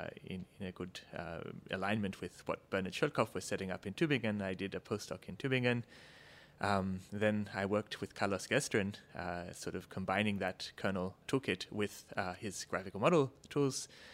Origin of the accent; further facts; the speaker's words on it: Australia; also born or lived in Canberra, Australia / Cambridge, United Kingdom; I'm actually, my accent notwithstanding, Australian originally. So I did my undergrad in physics and in engineering at the Australian National University in Canberra.